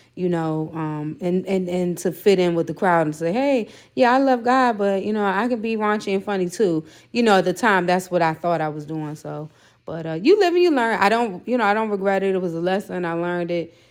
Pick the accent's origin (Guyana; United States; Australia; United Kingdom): United States; Prince George's County, Maryland; I am from P G County, Maryland, which is right outside of D C